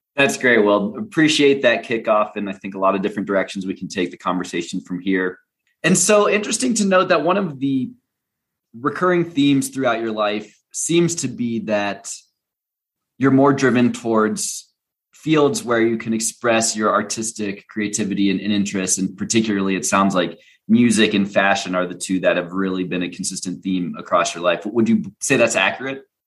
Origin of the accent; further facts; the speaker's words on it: United States; as an american traveling abroad